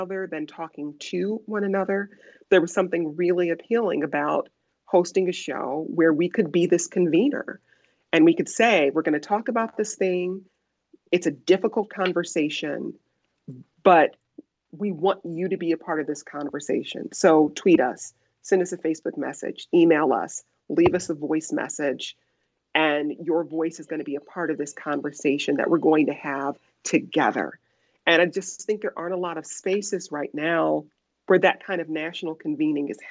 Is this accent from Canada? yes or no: no; Detroit, Michigan, United States; also born or lived in Chicago; now in Washington, D.C., United States; I grew up, like you said, on the West Side, and my mom really thought it was important for us to experience all Detroit had to offer